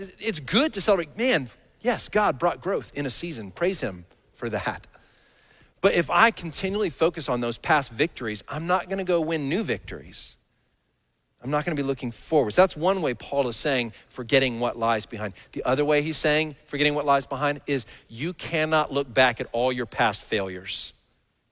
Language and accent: English; Dallas, Texas, United States; I grew up in Dallas.